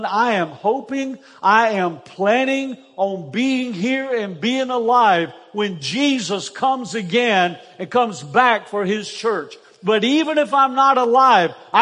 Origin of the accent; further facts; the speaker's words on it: Easley, South Carolina, United States; I grew up in Easley, South Carolina